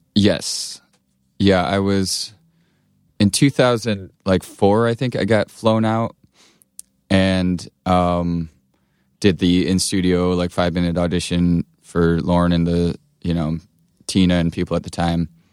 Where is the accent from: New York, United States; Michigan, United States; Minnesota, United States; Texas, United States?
Michigan, United States; Blissfield; moved away; also born or lived in Chicago; I grew up in Michigan, uh, Southeast Michigan near, it's called Blissfield